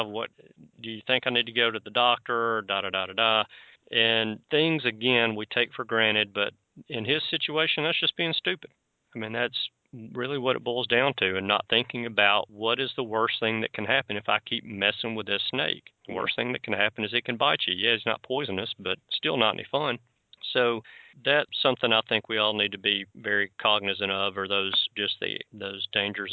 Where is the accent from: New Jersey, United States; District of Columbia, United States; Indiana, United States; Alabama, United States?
Alabama, United States; I'm from Alabama